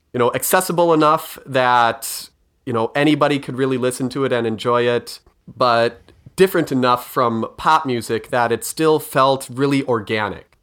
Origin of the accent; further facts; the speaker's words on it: Minnesota, United States; I'm Minnesotan